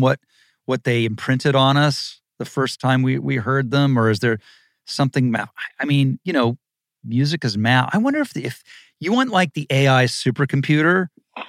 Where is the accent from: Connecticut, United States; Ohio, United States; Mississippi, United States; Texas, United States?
Ohio, United States; Dayton; now in Los Angeles, United States; I grew up in Dayton, Ohio, during the Big Red Machine